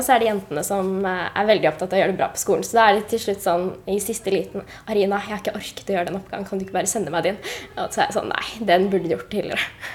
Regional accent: Oslo, Norway; jeg kommer jo fra Høybråten

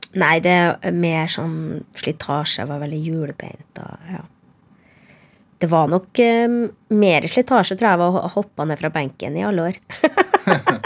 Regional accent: Trondheim, Trøndelag, Norway; first language Norwegian; moved away; also born or lived in Harstad / Nesna; Jeg vokste opp eh, fra jeg var seks i Trondheim, da. Men jeg er født, jeg er født i Harstad, og så flytta vi til Nesna

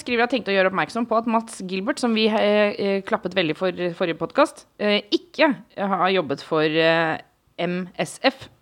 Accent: Oslo, Norway; jeg er fra samme sted som han, en eh, bitte liten del av Oslo

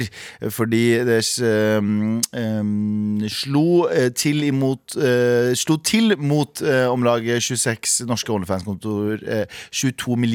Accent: Mysen, Østfold, Norway; Jeg er fra Mysen

